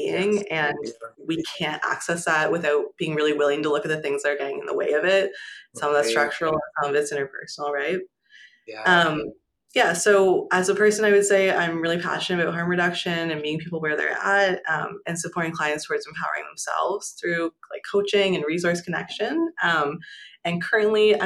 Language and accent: English; small island in Lake Ontario, rural Ontario, Canada; also born or lived in Toronto; I grew up in Ontario, so rural Ontario in a pretty small island off the coast of, I don't know if coast is the right word, but in Lake Ontario